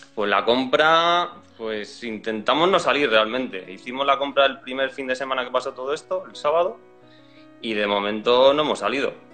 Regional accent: Leganés, Community of Madrid, Spain; de Madrid, de Leganés

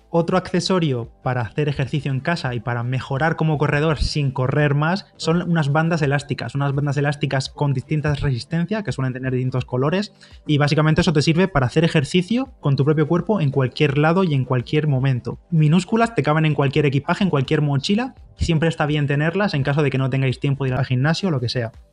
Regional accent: Bigastro, Valencian Community, Spain; mi pueblo, de Bigastro

